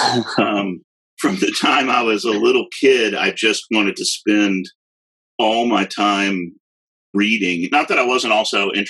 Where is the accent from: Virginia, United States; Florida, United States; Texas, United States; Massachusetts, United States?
Texas, United States; Austin; also born or lived in San Marcos, Texas; I'm from Austin, and I've lived in San Marcos